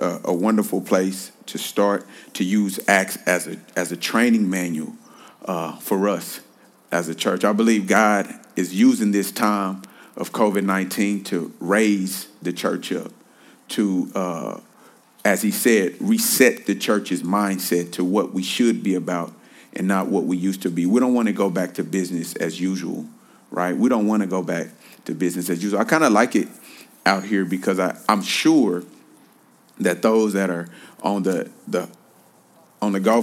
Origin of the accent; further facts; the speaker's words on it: Kansas City, Missouri, United States; now in Los Angeles, United States; I am born and raised in Kansas City. I am still a Kansas City boy